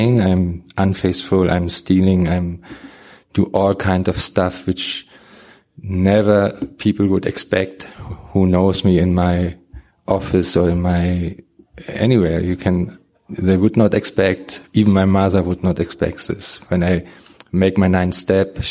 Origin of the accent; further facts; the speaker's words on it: Germany; English is a second language; When I came over from Germany, I came to Nashville.